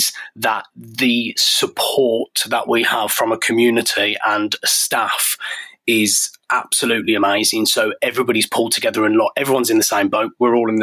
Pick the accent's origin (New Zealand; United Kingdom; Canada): United Kingdom; Birmingham, West Midlands; moved away as an adult; I grew up in Birmingham